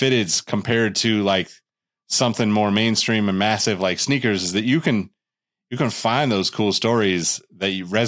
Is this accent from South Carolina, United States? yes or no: no; Sacramento, California, United States; I'm from Sacramento, California originally